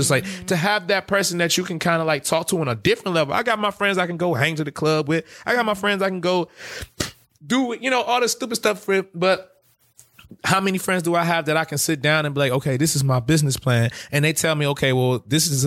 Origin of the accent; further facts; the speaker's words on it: Clinton, Maryland, United States; also born or lived in Washington, District of Columbia, United States; growing up in Clinton, you know, and then I was in DC over in 58th.